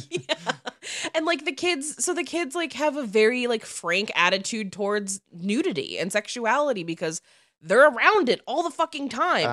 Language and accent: English; outside Chicago, Illinois, United States; where I grew up outside Chicago